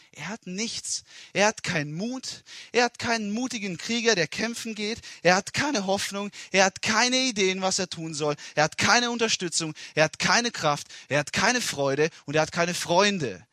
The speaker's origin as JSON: {"language": "German", "country": "Italy", "tie": "born or raised there", "second_language": "German", "moved": "as an adult", "lives_now": "Germany", "said": "Ich bin in Italien geboren und aufgewachsen und war 19 Jahre lang in Italien"}